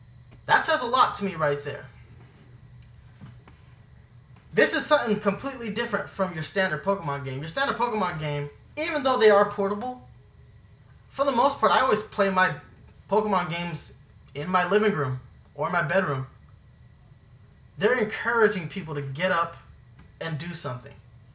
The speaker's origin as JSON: {"language": "English", "country": "Germany", "tie": "born or raised there", "said": "because we grew up in Germany, so we grew up on a military base."}